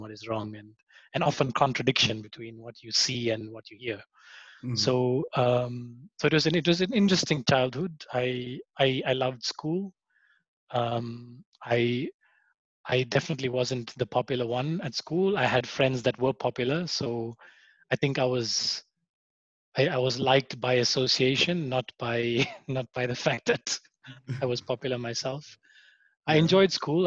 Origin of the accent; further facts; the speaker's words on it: Kokstad, KwaZulu-Natal, South Africa; also born or lived in Kenya; I grew up in a in a small town called Kokstad. It's on the on the border of Eastern Cape and KZN.